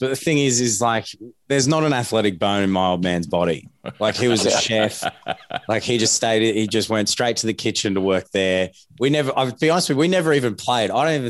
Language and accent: English; Queensland, Australia; also born or lived in Pacific Islands; I was born in the Pacific Islands, so we just made the logical step to go for the Warriors, which has been nothing but a pain growing up in Queensland.